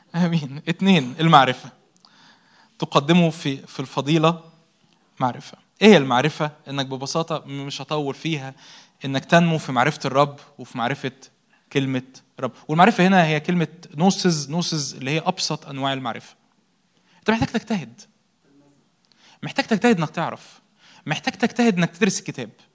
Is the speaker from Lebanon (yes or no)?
no; Egypt; احنا مصريين